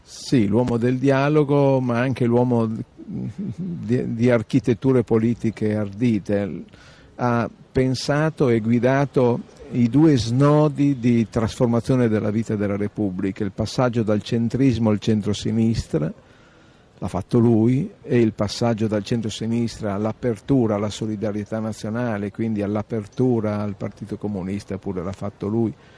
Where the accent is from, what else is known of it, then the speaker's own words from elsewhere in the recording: Reggio Emilia, Emilia-Romagna, Italy; Io sono di Reggio Emilia